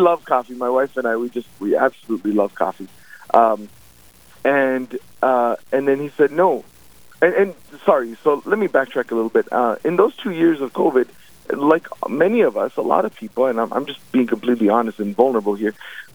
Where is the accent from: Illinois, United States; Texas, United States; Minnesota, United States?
Minnesota, United States; Ada; also born or lived in Northfield, Minnesota; We're originally from Ada, Minnesota